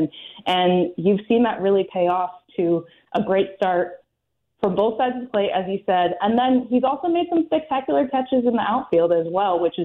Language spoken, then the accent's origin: English; Pacific Northwest, United States; moved away; I grew up in the Pacific Northwest